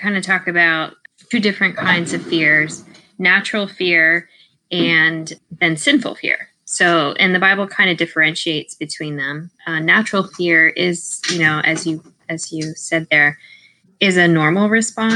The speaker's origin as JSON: {"language": "English", "region": "Maryland", "country": "United States", "tie": "born or raised there", "also_born_or_lived": "Georgia", "moved": "yes", "said": "I grew up in Maryland."}